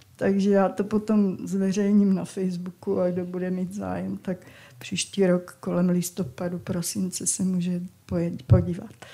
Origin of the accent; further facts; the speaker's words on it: Valašské Meziříčí, Zlín Region, Czechia; Já jsem z Valmezu